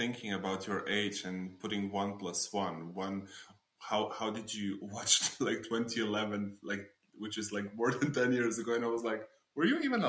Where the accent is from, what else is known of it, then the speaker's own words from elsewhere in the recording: Slovenia; English is a second language; I'm coming from Slovenia.